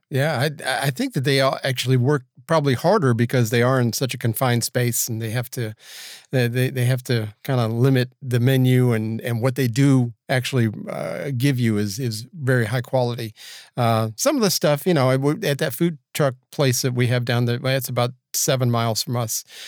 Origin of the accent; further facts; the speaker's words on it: Georgia, United States; Georgia, my home state